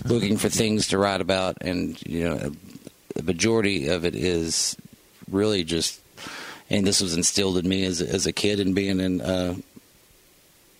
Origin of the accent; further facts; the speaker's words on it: Elizabethton, Tennessee, United States; also born or lived in Johnson City, Tennessee / Nashville, Tennessee; now in Bristol, Virginia, United States; growing up where I did in East Tennessee, Elizabethton, Tennessee